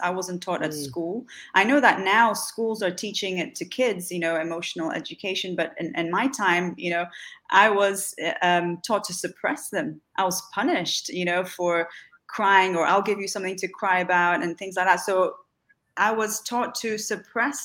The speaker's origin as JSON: {"language": "English", "region": "Dubai", "country": "United Arab Emirates", "tie": "born or raised there", "also_born_or_lived": "Salvador, Bahia, Brazil", "said": "was born in Salvador in Bahia in Brazil, which is in the Northeast. My mother's family is from there. I lived there until I was about five, and then we moved to Dubai"}